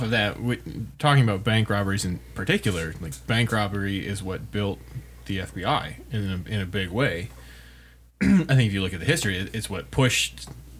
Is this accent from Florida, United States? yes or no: no; Northfield, Minnesota, United States; I'm from Northfield. That's my hometown.